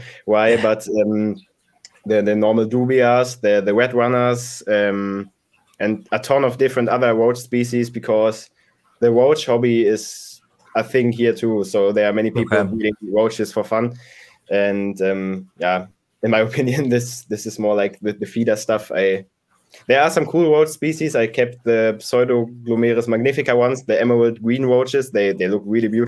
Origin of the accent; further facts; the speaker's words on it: near Hamm, North Rhine-Westphalia, Germany; my hometown, which is like 20 minutes away from Hamm